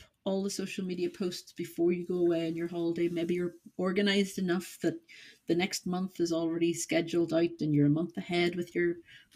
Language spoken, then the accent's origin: English; Northern Ireland, United Kingdom; I am from Northern Ireland